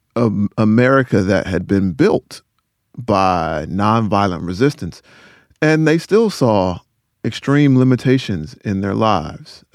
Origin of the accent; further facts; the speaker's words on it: Rocky Mount, North Carolina, United States; my hometown. I'm from Rocky Mountain, North Carolina